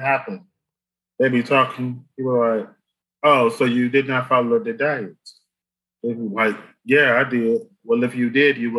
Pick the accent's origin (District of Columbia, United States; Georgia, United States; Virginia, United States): Virginia, United States; moved away; I was from Virginia where all that shit was taking place and we had to learn about all that shit in school.